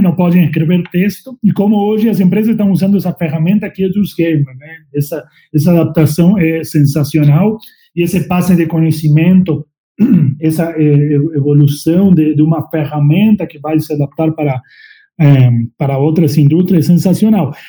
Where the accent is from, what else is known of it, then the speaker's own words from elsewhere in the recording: La Pampa, Argentina; Portuguese is a second language; moved away as an adult; also born or lived in Uruguay; now in Brazil; Eu sou argentino, nasci em La Pampa, é, no meio do mato, lá no meio do campo, onde tem vacas, cavalos, fazendas. Sou bem do interior